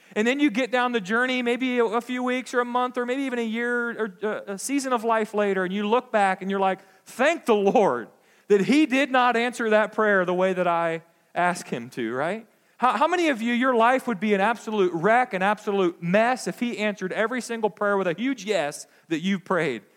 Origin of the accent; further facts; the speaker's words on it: United States; as American Christians